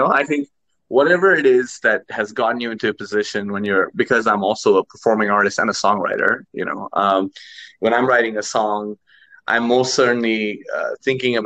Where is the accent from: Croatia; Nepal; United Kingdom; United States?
Nepal; Kathmandu, Bagmati; In my side of the world, I'm actually from Kathmandu, Nepal.